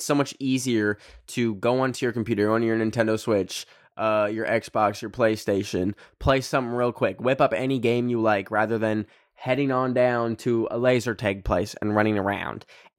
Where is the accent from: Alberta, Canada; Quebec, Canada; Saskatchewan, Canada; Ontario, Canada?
Alberta, Canada; Red Deer; I grew up in Red Deer, which is between these two big cities, Edmonton and Calgary, which are both like population a million people.